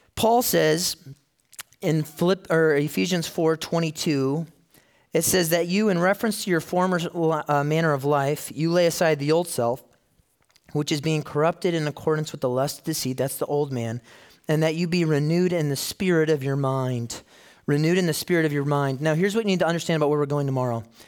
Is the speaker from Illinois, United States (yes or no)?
yes; Chicago, Illinois, United States; So I grew up in Chicago. My, my childhood was there